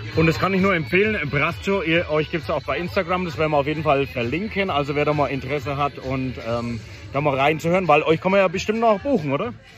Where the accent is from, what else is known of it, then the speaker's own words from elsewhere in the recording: Küps, Bavaria, Germany; Ich bin in Küps in meiner Heimatgemeinde